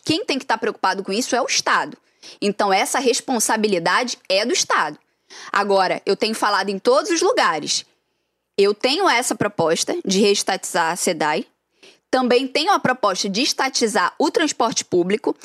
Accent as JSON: {"language": "Portuguese", "town": "Duque de Caxias", "region": "Rio de Janeiro", "country": "Brazil", "said": "E eu sou de Saracuruna"}